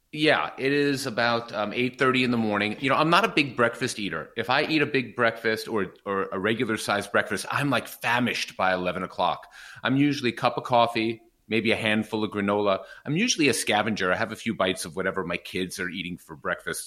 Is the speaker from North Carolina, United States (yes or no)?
no; New York, United States; I did grow up a privileged life in New York